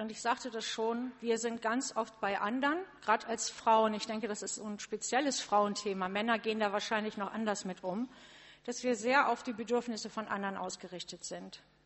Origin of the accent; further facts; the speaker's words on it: a village near Cuxhaven, Lower Saxony, Germany; ich komme, ähm, wie gesagt, außerhalb von Cuxhaven, zehn Kilometer entfernt, ein kleines Dorf